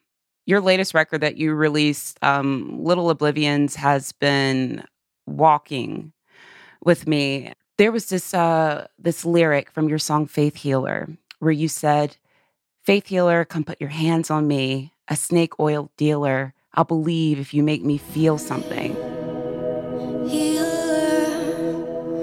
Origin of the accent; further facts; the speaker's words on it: the South, United States; growing up in the South